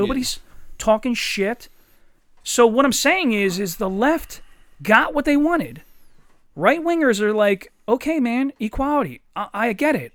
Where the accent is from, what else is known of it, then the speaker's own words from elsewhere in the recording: Eddystone, Pennsylvania, United States; I grew up in Eddystone